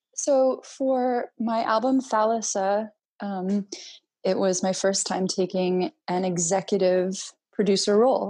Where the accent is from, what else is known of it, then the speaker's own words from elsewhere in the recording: United States; also born or lived in Greece; I was born in uh, the United States